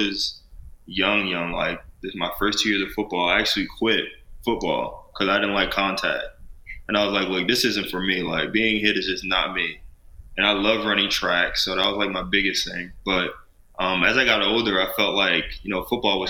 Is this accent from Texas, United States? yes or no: no; Glassboro, New Jersey, United States; moved away; I'm from Glasgow, New Jersey, small town in New Jersey. I'm about 25 minutes from Philly